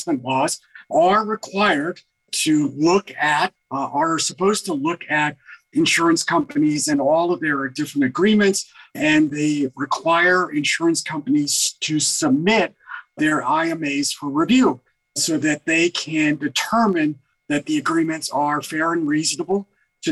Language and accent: English; New York City, New York, United States; Hometown, New York City, born and raised in New York City, Manhattan General Hospital, 2nd Avenue and 17th Street